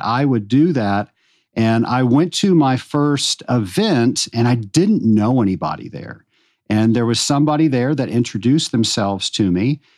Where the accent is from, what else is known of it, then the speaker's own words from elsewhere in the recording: Richmond, Virginia, United States; I grew up in Richmond, Virginia